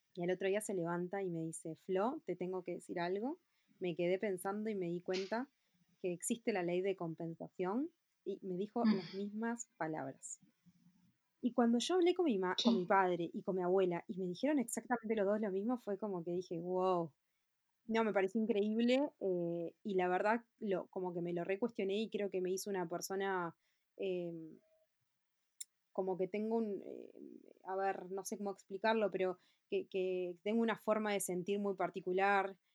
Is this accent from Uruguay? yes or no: yes; Montevideo, Uruguay; yo nací en Montevideo, 16 de octubre del 86, tengo 33 años.